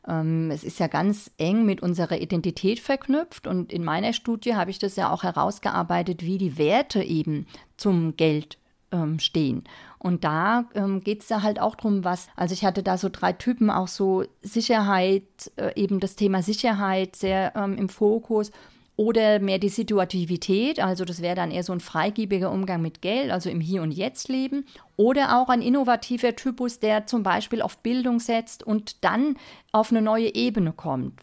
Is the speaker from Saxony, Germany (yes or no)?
no; Bavaria, Germany; ich komme aus Bayern